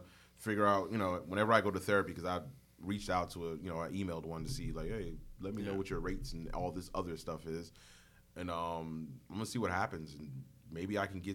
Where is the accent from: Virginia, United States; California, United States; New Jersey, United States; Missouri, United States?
New Jersey, United States; Newark; I grew up in Newark, New Jersey